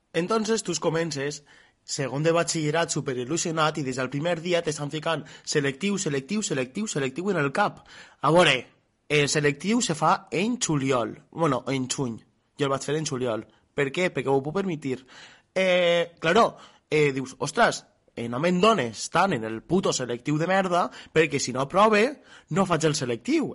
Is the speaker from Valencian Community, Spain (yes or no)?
yes; Artana, Valencian Community, Spain; jo soc d'Artana